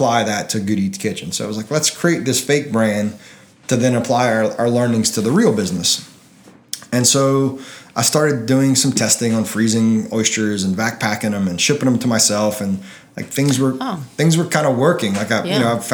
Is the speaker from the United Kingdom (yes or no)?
no; Delcambre, Louisiana, United States; I'm from Delcom.